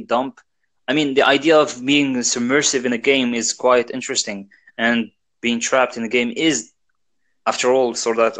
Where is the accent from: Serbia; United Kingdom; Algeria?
Algeria; English is a second language; I'm from Algeria, so I should be apologizing about my English